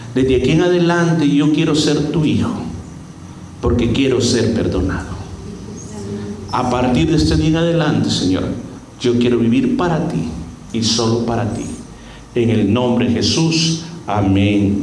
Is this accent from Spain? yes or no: no; El Salvador; en mi país a veces producen tazas bien especiales